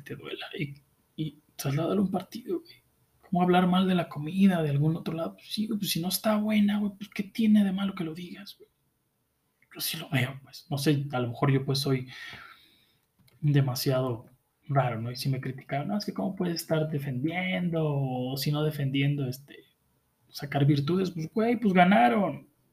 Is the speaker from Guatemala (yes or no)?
no; Mexico; tú mismo como mexicano